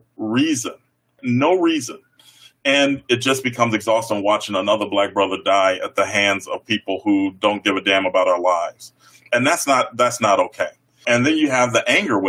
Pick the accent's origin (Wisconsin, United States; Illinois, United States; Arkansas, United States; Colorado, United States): Illinois, United States; Chicago; now in Iowa, United States; I grew up on the South Side of Chicago